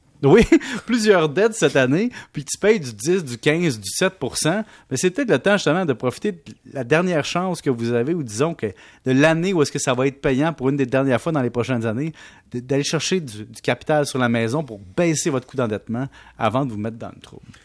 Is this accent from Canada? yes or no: yes; Canada; nous, au Canada